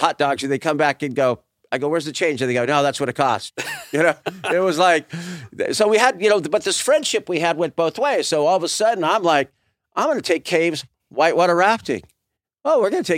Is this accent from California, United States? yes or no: yes; Southern California, United States; I grew up in Southern California